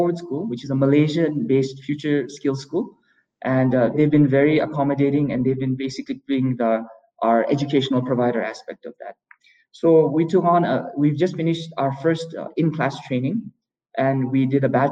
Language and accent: English; Bhutan; here in Bhutan